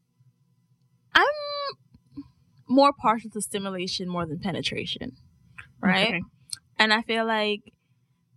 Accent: Jamaica; being Jamaican

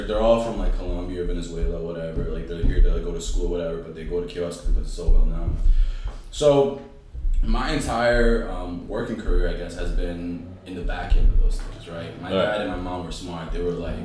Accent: Chelsea, Massachusetts, United States; I grew up in Chelsea

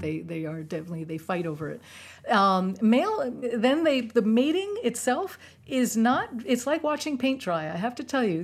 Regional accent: New York City, New York, United States; moved away; I'm from New York City. We, we weren't big into reptiles in, in Manhattan

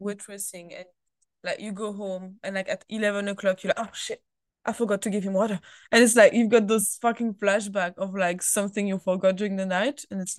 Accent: Thonon-les-Bains, Auvergne-Rhône-Alpes, France; English is a second language; moved away; from my hometown, which is Tonon Leban

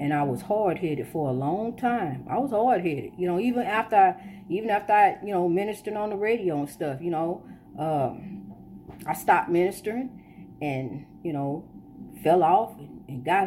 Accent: Illinois, United States; now in Florida, United States; We were born here, but our ancestors were not from here

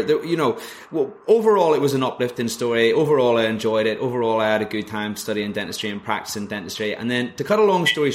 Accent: Northern Ireland, United Kingdom; moved away as an adult; also born or lived in Leeds; I'm originally from Northern Ireland.

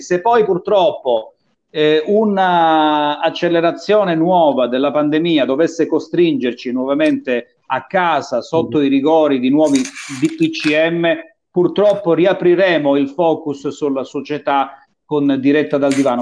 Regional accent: Calabria, Italy

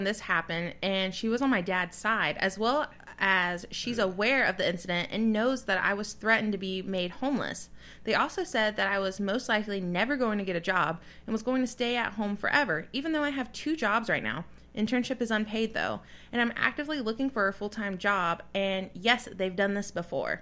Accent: the South, United States; we grew up in the South

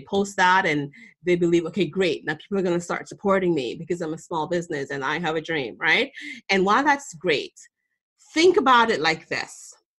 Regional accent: Boston, Massachusetts, United States; I'm from Boston

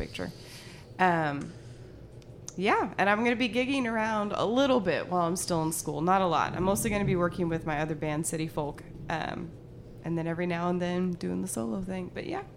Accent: Kentucky, United States; I'm from Kentucky

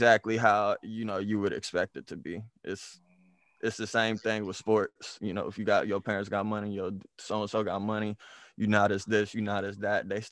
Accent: Oklahoma City, Oklahoma, United States; moved away; also born or lived in DMV area; growing up in Oklahoma

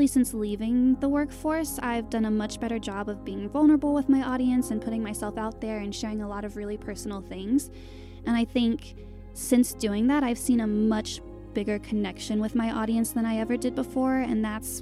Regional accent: Winston-Salem, North Carolina, United States; I'm from North Carolina, and my hometown is called Winston-Salem

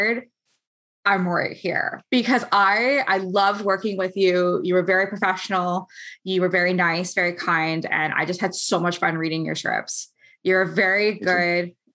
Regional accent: Ontario, Canada; I'm from Canada

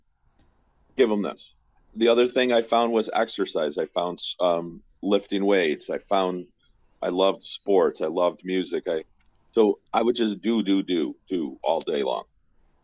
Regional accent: Herkimer, New York, United States; now in Capital Region, New York, United States; I grew up in Herkimer, and we didn't have MTV

